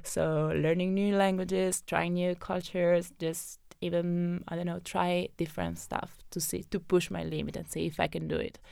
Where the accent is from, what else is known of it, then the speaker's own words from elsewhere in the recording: Benevento, Campania, Italy; moved away as an adult; also born or lived in Naples / Rome; I come from a valley where there's always fog